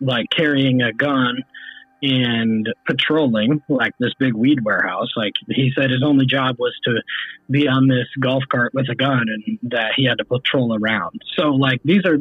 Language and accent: English; Cass County, near Delphi, Indiana, United States; we grew up right near Delphi, you know, we grew up in Cass County